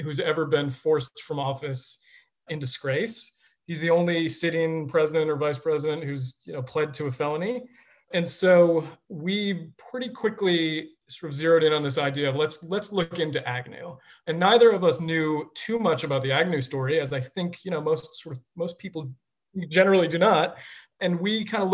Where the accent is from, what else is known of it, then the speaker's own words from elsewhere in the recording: Billerica, Massachusetts, United States; I grew up outside of Boston in a town called Billerica, Massachusetts